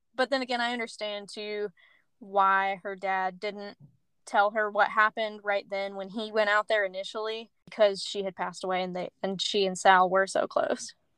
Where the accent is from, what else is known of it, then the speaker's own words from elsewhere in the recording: Middle Tennessee, United States; Allie and I grew up in Middle Tennessee